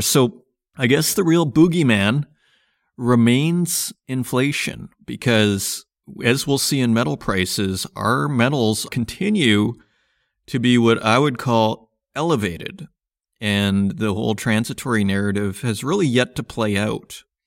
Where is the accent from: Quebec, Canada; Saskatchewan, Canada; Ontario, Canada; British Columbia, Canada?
Saskatchewan, Canada; now in Berlin, Germany; I grew up in Saskatchewan